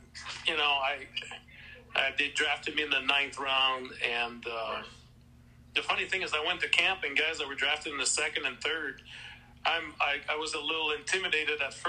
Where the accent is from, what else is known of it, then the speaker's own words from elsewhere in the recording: Canada; first language French; English is a second language; I barely spoke English back then. I must mention that part. I was, you know, French-Canadian.